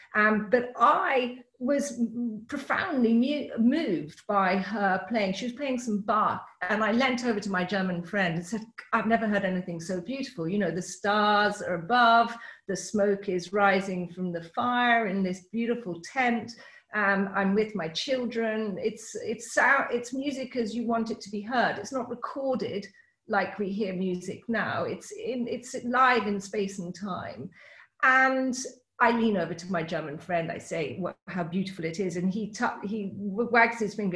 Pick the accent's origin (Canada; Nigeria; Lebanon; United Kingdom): United Kingdom; I'm British.